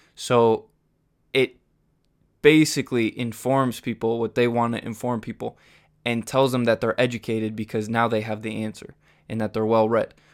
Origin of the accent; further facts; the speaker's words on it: Huntington Beach, California, United States; I grew up in Huntington Beach.